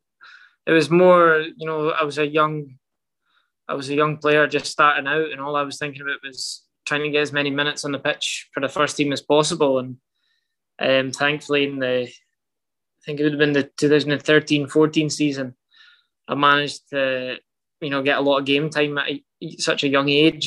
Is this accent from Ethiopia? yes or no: no; Scotland, United Kingdom; moved away as an adult; also born or lived in Portugal; now in Vancouver, Canada; We're Scottish